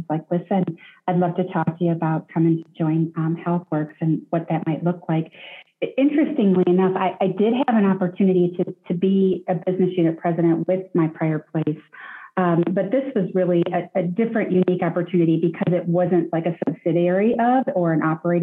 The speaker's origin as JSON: {"language": "English", "town": "Detroit", "region": "Michigan", "country": "United States", "tie": "born or raised there", "said": "I grew up in Detroit, the Detroit area"}